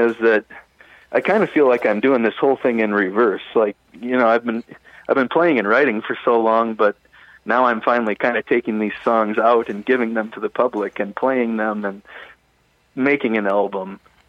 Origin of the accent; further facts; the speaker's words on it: Mora, Minnesota, United States; I consider myself as a Minnesotan, an honorary Canadian.